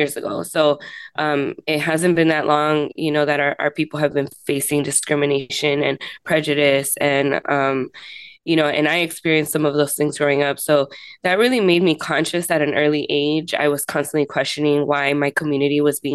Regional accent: Los Angeles, California, United States; moved away as an adult; now in San Diego, United States; I grew up in areas such as the San Fernando Valley and East Los Angeles, where most of my family is from.

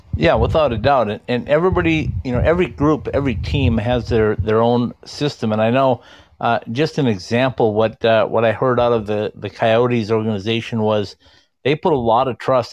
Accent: Minnesota, United States; being a Minnesotan

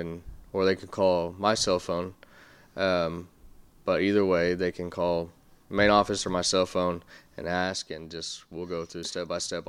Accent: Amarillo, Texas, United States; moved away as an adult; now in Deep East Texas, United States; I grew up in Amarillo, and I moved over here about a year and a half ago.

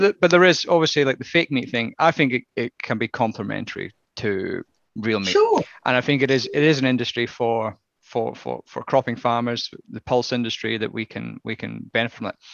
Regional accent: Scotland, United Kingdom; as a Scotsman

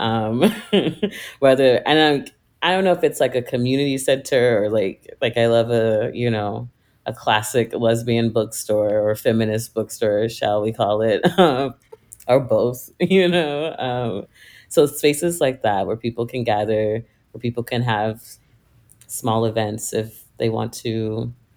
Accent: Virginia, United States; moved away; I am originally from Virginia, like a smaller rural town in Virginia

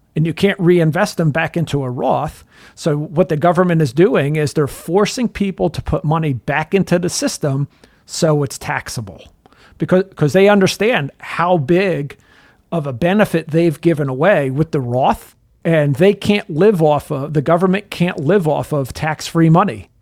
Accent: New Jersey, United States; I'm from New Jersey

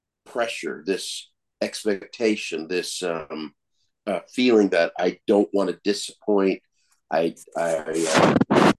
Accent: Colorado, United States; also born or lived in California; now in Oklahoma, United States; Growing up in Colorado, born in California and then moved there when I was four

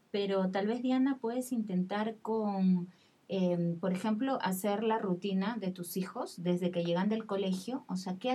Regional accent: Peru; yo digo, bueno, soy peruana y por ahí eh, puedo decir las cosas

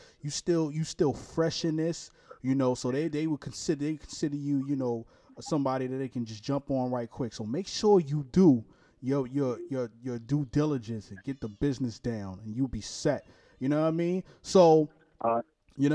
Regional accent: New York City, New York, United States; now in Jacksonville, United States; I'm from Brooklyn, New York, too

